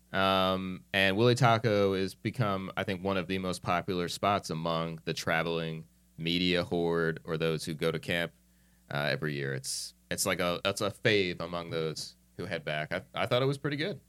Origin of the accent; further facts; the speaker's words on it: New Jersey, United States; moved away as an adult; I'm this kid from New Jersey